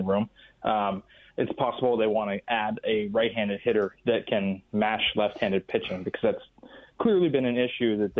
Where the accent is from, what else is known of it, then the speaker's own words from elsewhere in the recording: the Bay Area, California, United States; I'm from the Bay Area too